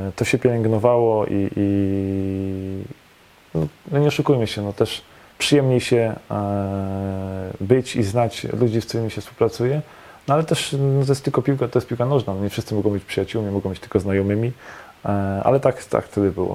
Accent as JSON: {"language": "Polish", "town": "Poznań", "region": "Greater Poland", "country": "Poland", "tie": "born or raised there", "also_born_or_lived": "Szczecin / Grodzisk Wielkopolski", "said": "W Poznaniu się wychowałem. E, miałem 4 lata, jak się przeprowadziliśmy z rodzicami."}